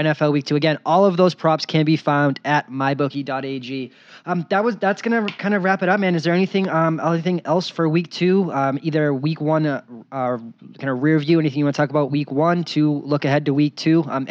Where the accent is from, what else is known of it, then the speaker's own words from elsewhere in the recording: Boston, Massachusetts, United States; moved away as an adult; now in Las Vegas, United States; a guy growing up in Boston, living there for 26 years before I moved to Vegas